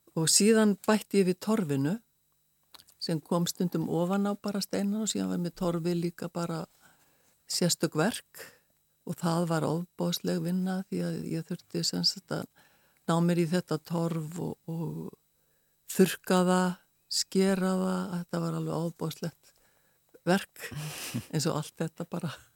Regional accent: Reykjavík, Capital Region, Iceland; also born or lived in Westfjords / Ísafjörður / Arnarfjörður / Stockholm; Ég er sko fætt og uppalinn í Reykjavík en ég er ætti frá Vestfjörðum

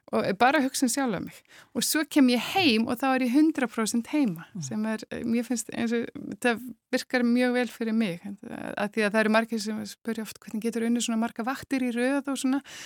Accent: Iceland; moved away as an adult; also born or lived in Germany; now in Spain; við aðlæst upp á Íslandi

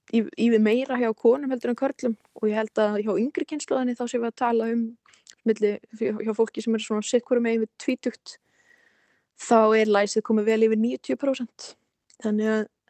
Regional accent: Iceland; also born or lived in United States / India; ég var alveg upp hér á Íslandi og hafði búið nokkur ári bandaríkunum

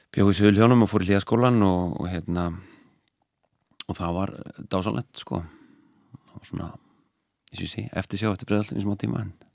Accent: Reykjavík, Capital Region, Iceland; also born or lived in Hlíðar, Reykjavík; ólst upp í Breðolti seljakverðinu og um, fluttist í hlýðarnar

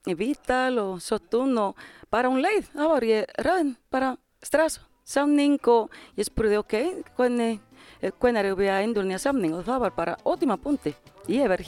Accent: Dominican Republic; Icelandic is a second language; moved away as an adult; now in Iceland; Ég heitir … og ég er frá Dominikanska lífveldisins. Ég er búinn að vera hér í desember 23 ár og ég er 44.

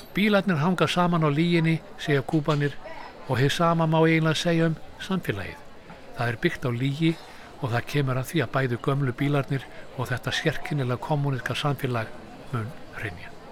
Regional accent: Iceland

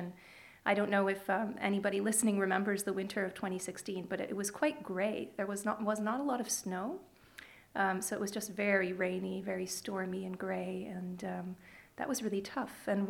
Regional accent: Toronto, Ontario, Canada; also born or lived in Serbia; I was born in Serbia. I grew up in Canada, in Toronto. Moved there when I was 4.5 with my family.

